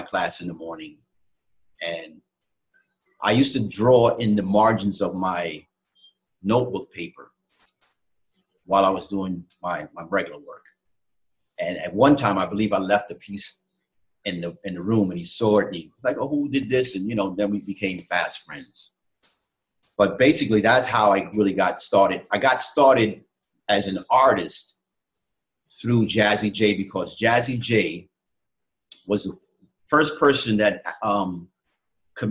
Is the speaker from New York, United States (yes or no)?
yes; New York City, New York, United States; I'm from the Bronx, from Boogie Down Bronx. Born and raised